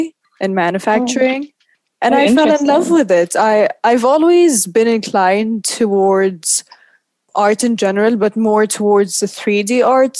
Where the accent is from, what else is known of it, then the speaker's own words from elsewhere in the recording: Oman; moved away as an adult; also born or lived in New York; now in London, United Kingdom; I'm from Oman, and I've been living in London for the past 6 years